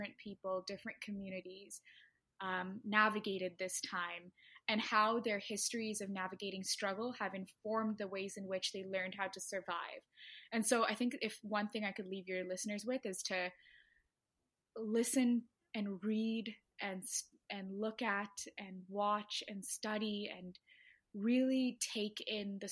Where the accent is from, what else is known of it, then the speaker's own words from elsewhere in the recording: Toronto, Ontario, Canada; also born or lived in Ottawa; I'm from Toronto, so I'd make that sound all the time